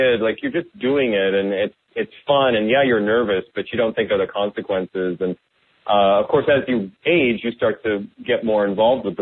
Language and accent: English; Iowa, United States; also born or lived in Wisconsin; I grew up in the Midwest, born in Wisconsin and mostly raised in Iowa.